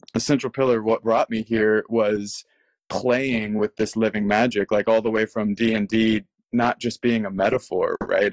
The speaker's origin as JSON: {"language": "English", "region": "Texas", "country": "United States", "tie": "born or raised there", "moved": "yes", "said": "growing up in Texas, my parents taught me tarot"}